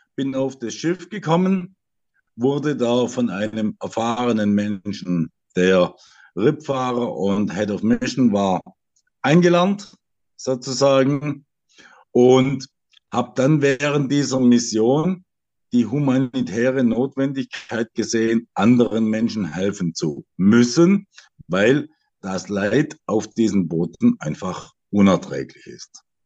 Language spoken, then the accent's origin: German; Swabia, Germany; Ich bin Schwabe